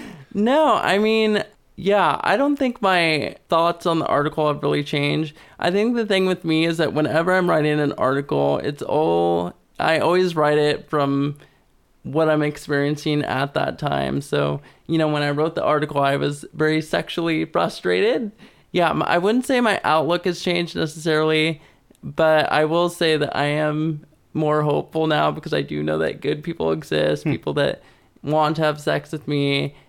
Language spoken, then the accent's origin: English; Kalispell, Montana, United States; moved away; I mean, I came from Montana, which was super, super conservative.